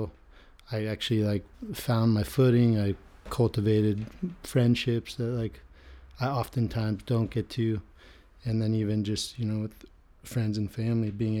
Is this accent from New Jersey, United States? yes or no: no; Manhattan Beach, California, United States; Manhattan Beach was a dream to grow up in.